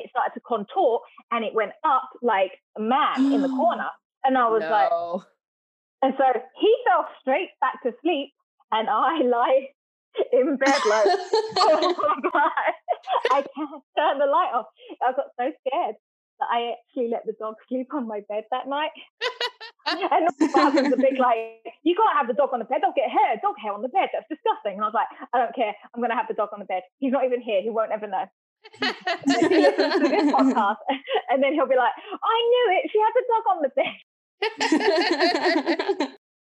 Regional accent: England, United Kingdom; moved away; I was born in England and grew up in an old Victorian house

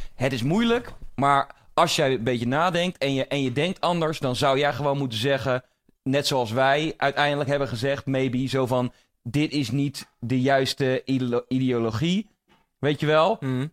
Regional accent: Netherlands; omdat ik in deze maatschappij ben opgegroeid

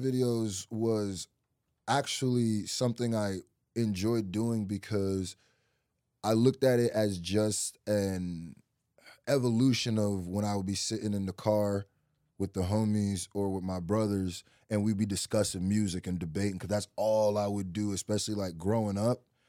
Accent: Lincoln, Nebraska, United States; also born or lived in Nigeria; I really, like, grew up my first, like, four, five, four or five years in Nigeria, and then I moved to Nebraska

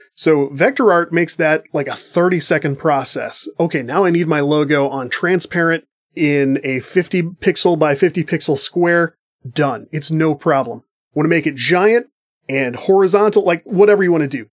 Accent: United States; as an American person

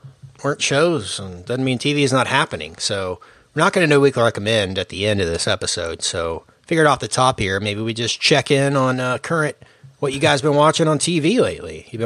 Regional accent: the South, United States; we're from the South

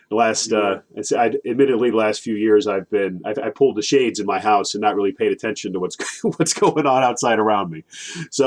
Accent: Bethalto, Illinois, United States; also born or lived in Decatur, Illinois; I grew up in Bethalto

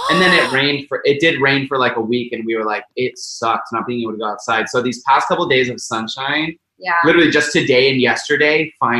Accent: Idaho, United States; now in California, United States; I remember living and growing up in Idaho.

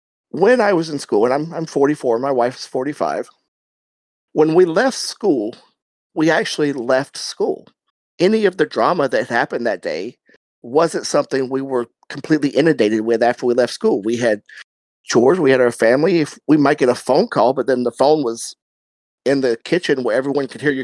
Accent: South Carolina, United States; I grew up in South Carolina

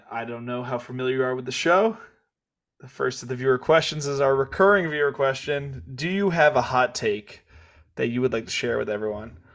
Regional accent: Kansas, United States; now in South Korea; I, I, I grew up in Kansas and then moved

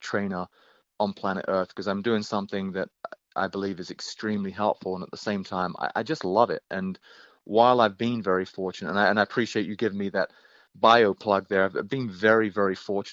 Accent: England, United Kingdom; accent: British; moved away as an adult; now in United States; a 5'8" Englishman

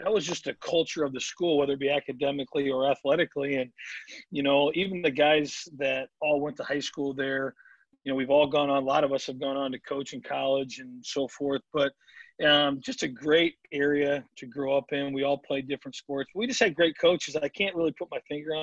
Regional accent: Davenport, Iowa, United States; moved away; I grew up in Davenport, you know, when I was in high school

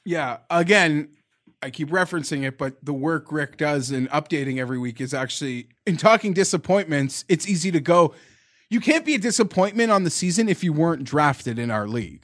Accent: Canada; I'm Canadian

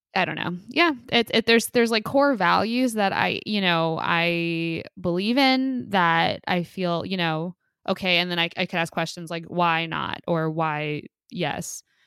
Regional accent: United States; as an American

